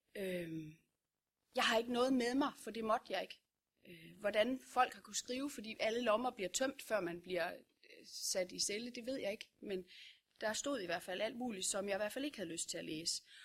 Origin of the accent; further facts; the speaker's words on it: Vorbasse, Southern Denmark, Denmark; Det er jeg fra Vorbasse